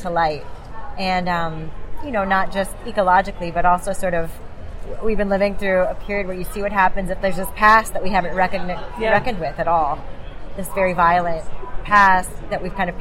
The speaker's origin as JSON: {"language": "English", "region": "South Florida", "country": "United States", "tie": "born or raised there", "said": "I grew up in South Florida"}